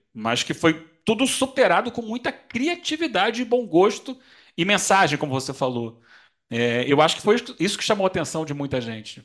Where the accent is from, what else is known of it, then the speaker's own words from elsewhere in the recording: Rio de Janeiro, Brazil; moved away as an adult; now in São Paulo, Brazil; esse ano eu estou morando aqui em São Paulo, sou carioca, mas estou morando em São Paulo